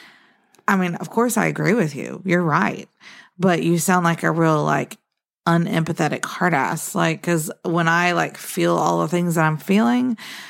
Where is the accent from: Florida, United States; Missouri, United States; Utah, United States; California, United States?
Florida, United States; also born or lived in Sweden; now in Gardendale, United States; I grew up in Florida